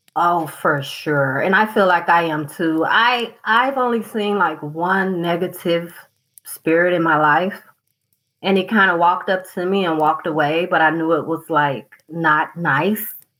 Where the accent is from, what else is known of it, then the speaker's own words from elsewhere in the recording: southern United States, United States; I'm from the southern United States where we are cold but not snowing